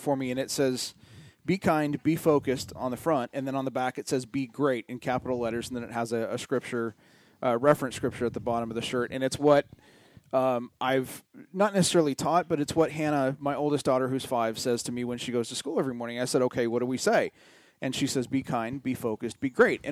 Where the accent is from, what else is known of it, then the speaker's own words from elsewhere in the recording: San Diego, California, United States; moved away; I'm from San Diego